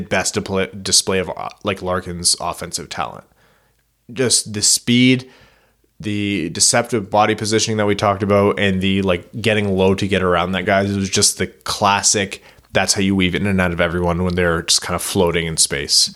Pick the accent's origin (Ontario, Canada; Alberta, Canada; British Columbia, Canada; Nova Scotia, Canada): Ontario, Canada; Windsor; now in Kitchener-Waterloo, Canada; I was born in Windsor